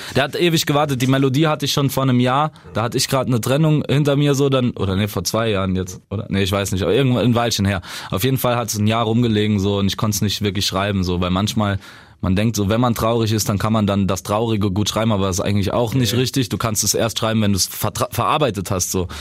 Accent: Saarbrücken, Saarland, Germany; bei uns im Saarland, in Saarbrücken

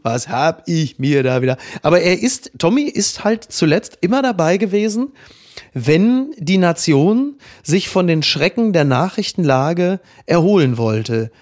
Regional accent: Northern Germany, Germany; wie wir in Norddeutschland sagen

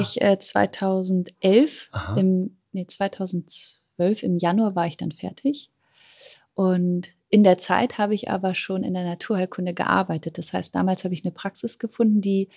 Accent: Germany; geboren bin ich ja am Rand von Berlin, wirklich super ländlich. Damals 1984

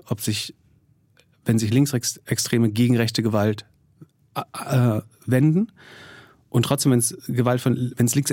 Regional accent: East Germany, Germany; wir sind beide in Ostdeutschland aufgewachsen.

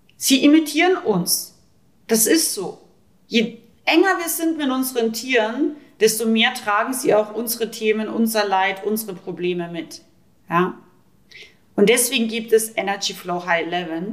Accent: Rauris, Salzburg, Austria; Ich komme aus Österreich, ich bin aus dem Pinzgau. ich komme aus dem wildesten Alpendorf ungefähr, Rauris

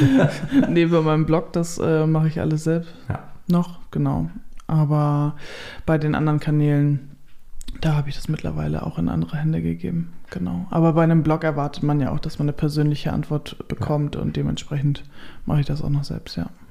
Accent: Kellinghusen, Schleswig-Holstein, Germany; moved away as an adult; also born or lived in North Frisia; now in Ostbargum, Germany; ich bin ja in Kellinghusen im Kreis Steinburg aufgewachsen

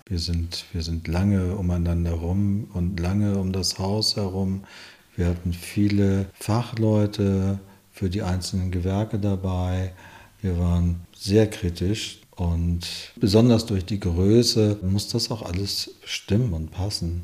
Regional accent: Malente, Schleswig-Holstein, Germany; moved away as an adult; also born or lived in Hamburg / Lübeck; now in Schönhof, Germany; die Wurzeln in Schleswig-Holstein, in Malente, die Gegend

